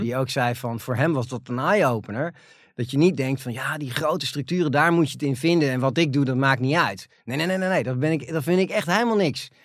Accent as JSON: {"language": "Dutch", "country": "Netherlands", "said": "waar wij allemaal als Nederlanders trots op zijn"}